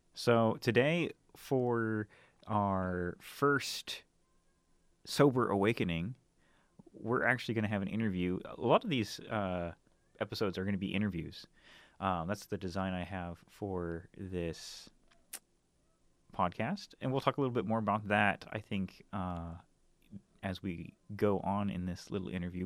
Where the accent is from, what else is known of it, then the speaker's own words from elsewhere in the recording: North Idaho, United States; moved away as an adult; also born or lived in Seattle, Washington; now in Portland, United States; I'm originally from North Idaho. Um, grew up there, and spent pretty much most of the, my first two decades in that uh, region